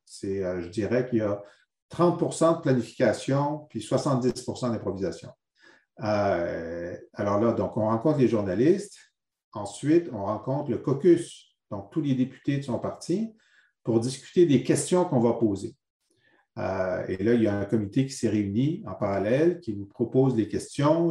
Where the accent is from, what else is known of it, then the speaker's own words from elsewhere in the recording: Thetford Mines, Quebec, Canada; je suis venu d'une région euh, et d'une ville très euh, singulière, c'est Tetford Mines.